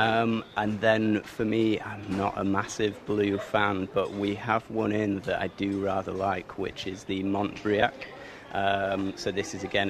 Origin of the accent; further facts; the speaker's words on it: Leeds, Yorkshire and the Humber, United Kingdom; moved away as an adult; now in UAE; I'm from Leeds in the UK